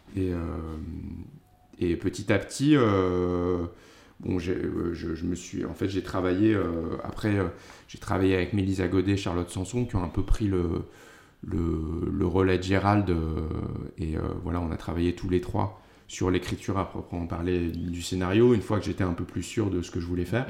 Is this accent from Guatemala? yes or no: no; Paris, Île-de-France, France; j'ai grandi à Paris